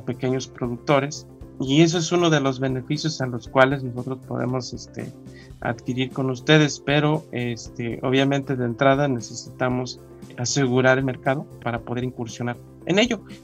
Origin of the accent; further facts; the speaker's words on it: Mexico; nosotros como sociedad mexicana